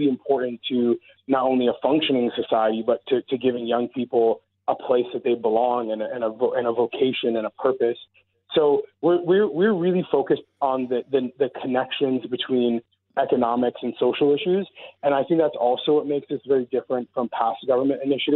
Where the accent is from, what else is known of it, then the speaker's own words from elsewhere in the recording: Brampton, Ontario, Canada; also born or lived in Mississauga, Canada; I grew up mostly in Brampton and Mississauga